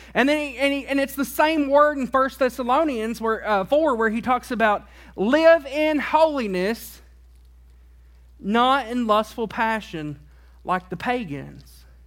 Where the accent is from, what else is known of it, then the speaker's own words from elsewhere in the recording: Tennessee, United States; I grew up in Tennessee